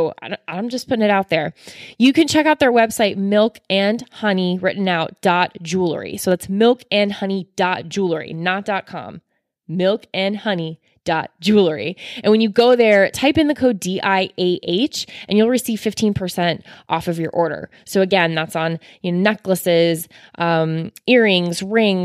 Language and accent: English; Florida, United States; I'm from Florida as well